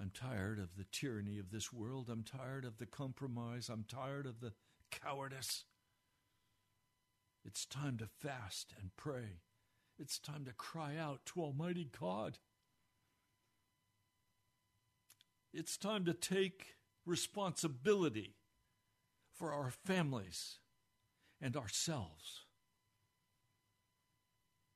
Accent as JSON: {"language": "English", "country": "United States", "said": "I'm an American, but I'm first a Christian"}